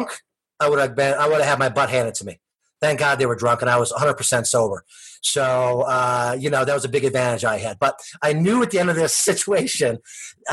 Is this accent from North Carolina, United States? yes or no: no; Allentown, New Jersey, United States; I grew up in Allentown, little town